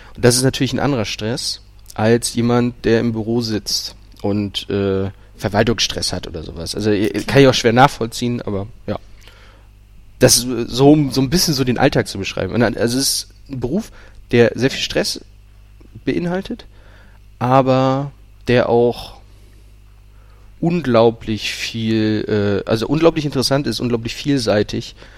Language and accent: German; Lübeck, Schleswig-Holstein, Germany; moved away; ich komme ursprünglich aus Lübeck